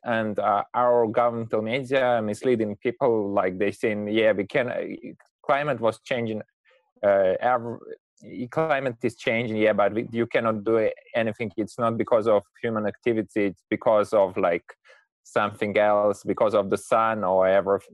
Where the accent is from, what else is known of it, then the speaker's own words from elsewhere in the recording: Moscow, Russia; from Moscow